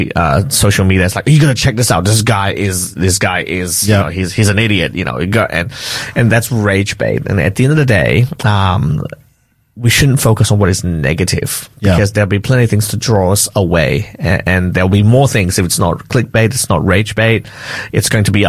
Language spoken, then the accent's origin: English; Malaysia; I grew up in Malaysia